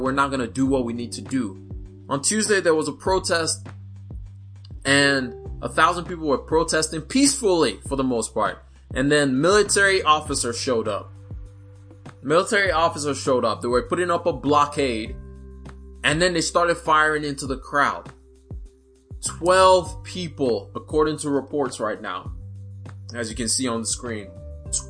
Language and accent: English; Nigeria; now in United States; Proud to be a Nigerian. I moved to the United States in 2006